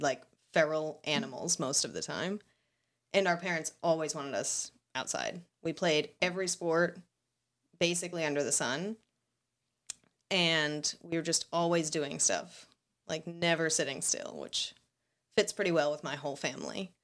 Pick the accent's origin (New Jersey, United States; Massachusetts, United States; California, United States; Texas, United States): Massachusetts, United States; Seekonk; I grew up in Seekonk.